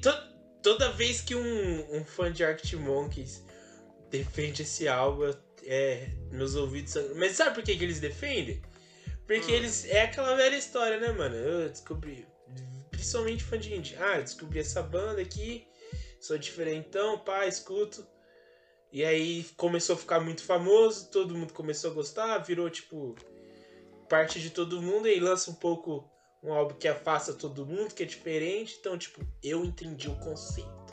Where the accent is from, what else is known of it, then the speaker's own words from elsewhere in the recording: Campinas, São Paulo, Brazil; Eu mal saí de Campinas